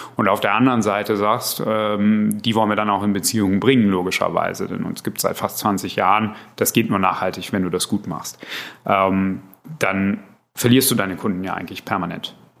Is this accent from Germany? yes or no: yes; Berlin, Germany; ich bin eigentlich Berliner